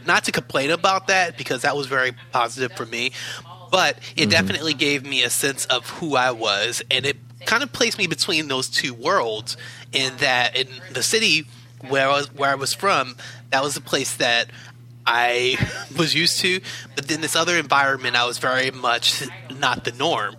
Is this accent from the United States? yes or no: yes; Baltimore, Maryland, United States; moved away as an adult; I'm originally from Baltimore City on the East Coast, was there for the majority of my life, moved out here back in 2015